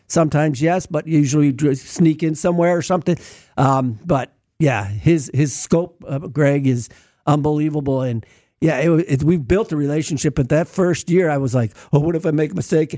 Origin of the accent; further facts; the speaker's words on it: Milwaukee, Wisconsin, United States; moved away as an adult; also born or lived in Texas; I grew up in Milwaukee, but then I moved to Texas and lived in Texas for a little bit and worked down there. And then I came back to Milwaukee